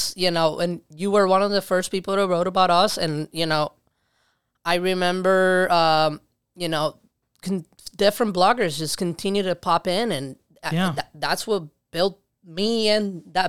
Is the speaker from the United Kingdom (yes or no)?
no; Puerto Rico; now in Rochester, United States; I did not grow up in New York City. I grew up in Puerto Rico.